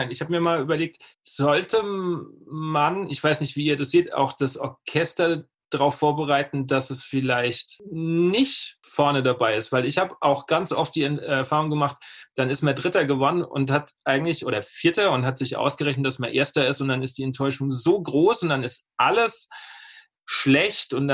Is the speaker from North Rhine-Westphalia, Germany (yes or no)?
no; Aschaffenburg, Bavaria, Germany; Ich komme ja aus Aschaffenburg und da ist ja so der Fleckenteppich mit den Verbänden